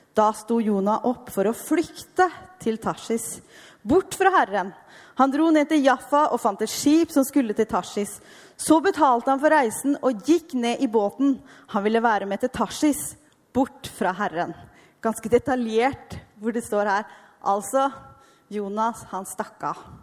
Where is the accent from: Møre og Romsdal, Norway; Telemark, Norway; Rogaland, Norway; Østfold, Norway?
Østfold, Norway; Halden; moved away as an adult; also born or lived in Askim / Argentina; jeg er fra Ytre Østfold, Halden